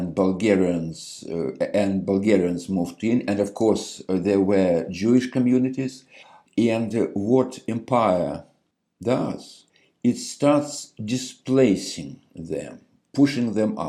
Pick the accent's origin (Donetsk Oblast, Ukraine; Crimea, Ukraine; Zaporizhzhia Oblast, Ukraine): Crimea, Ukraine; Yalta; moved away as an adult; now in United States; when I was growing up in the Crimea many years ago